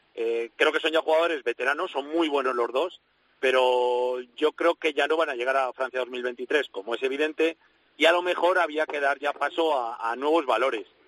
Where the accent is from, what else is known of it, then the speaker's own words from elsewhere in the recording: Castile, Spain; como castellano